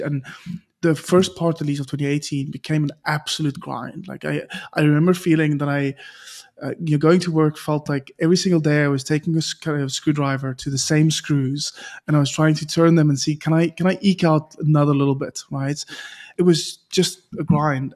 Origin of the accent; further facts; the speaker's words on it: South Africa; a South African